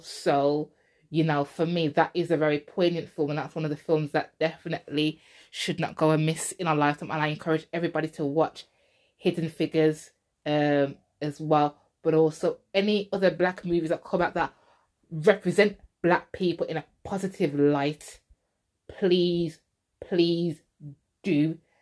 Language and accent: English; England, United Kingdom; I wasn't born there. I was born in England. I was born in England. But obviously, you know, my roots are Jamaican